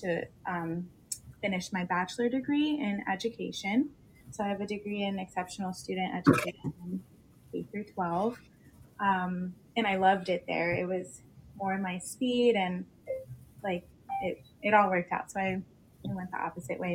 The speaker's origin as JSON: {"language": "English", "region": "South Florida", "country": "United States", "tie": "born or raised there", "said": "I was born here in South Florida. I'm 28 years old. Um, I grew up down here"}